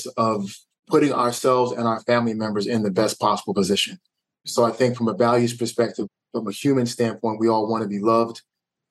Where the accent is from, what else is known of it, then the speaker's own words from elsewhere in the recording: Philadelphia, Pennsylvania, United States; So I'm from Philly, West Philadelphia. But what most folks don't also know is that I split time between urban West Philadelphia and rural Pennsylvania when I was growing up